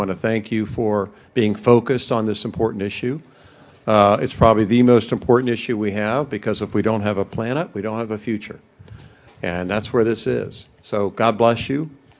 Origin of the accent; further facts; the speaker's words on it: Florida, United States; also born or lived in St. Petersburg, Florida; my fellow Floridians